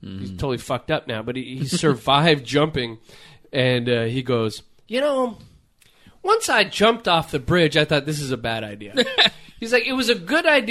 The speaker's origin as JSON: {"language": "English", "town": "Torrance", "region": "California", "country": "United States", "tie": "born or raised there", "said": "where Quinn and I grew up"}